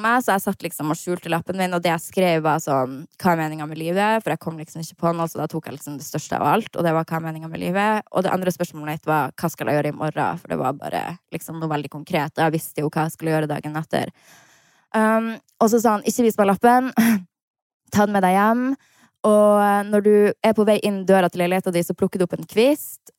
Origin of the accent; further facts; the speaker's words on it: Harstad, Troms, Norway; Jeg var hjemme i Harstad